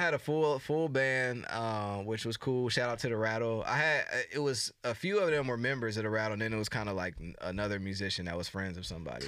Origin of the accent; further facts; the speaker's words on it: United States; accent: American; whole American thing going with my accent